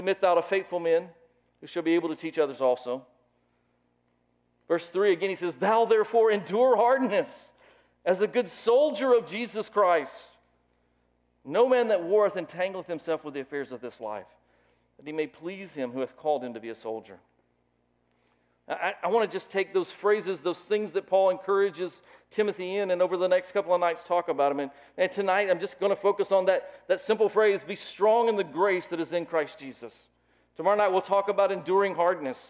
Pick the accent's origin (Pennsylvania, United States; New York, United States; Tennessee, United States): Tennessee, United States; Lookout Mountain; I grew up on Lookout Mountain